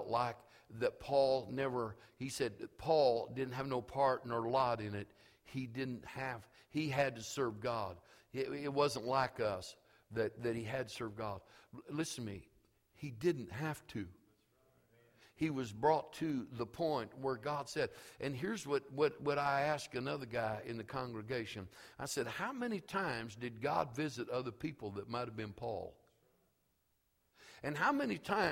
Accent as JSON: {"language": "English", "town": "St. Joseph", "region": "Missouri", "country": "United States", "also_born_or_lived": "Elwood / Topeka, Kansas", "moved": "yes", "said": "I was from St. Joseph"}